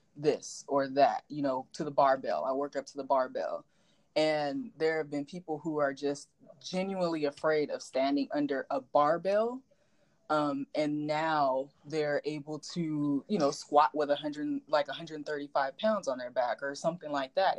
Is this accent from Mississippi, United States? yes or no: no; Rialto, California, United States; I grew up in Rialto, California